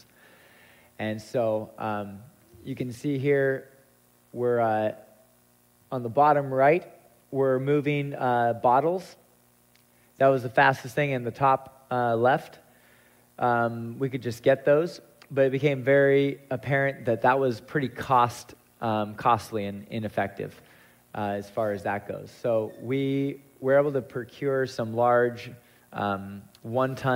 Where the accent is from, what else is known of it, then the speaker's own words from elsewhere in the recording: United States; being American